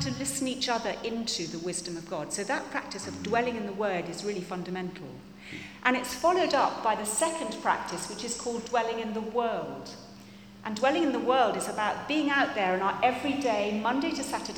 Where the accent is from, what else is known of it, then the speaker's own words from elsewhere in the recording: England, United Kingdom; we're English